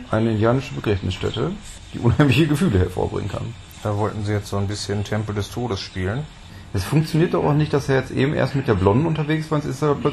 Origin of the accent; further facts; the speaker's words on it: Netherlands; Ich komme aus Holland.